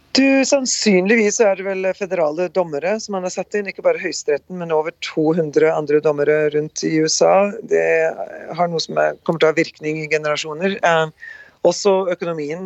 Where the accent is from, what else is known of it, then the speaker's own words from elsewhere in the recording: Rjukan and Skien, Vestfold og Telemark, Norway; moved away as an adult; now in North Dakota, United States; Født og oppvokst på Rjukan og Skien, eh, Norge. Reiste ut ja, 38 år siden nå. Gift og bor på svær gård i Nord-Dakota